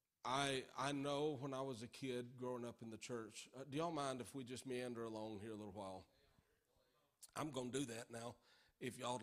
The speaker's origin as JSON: {"language": "English", "town": "Norfork", "region": "Arkansas", "country": "United States", "tie": "born or raised there", "said": "I grew up in Norfolk, Arkansas. And in my southern upbringing"}